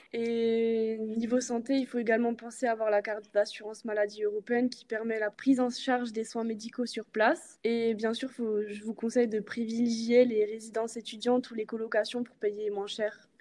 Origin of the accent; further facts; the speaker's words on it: Alsace, Grand Est, France; j'ai 21 ans et je viens d'Alsace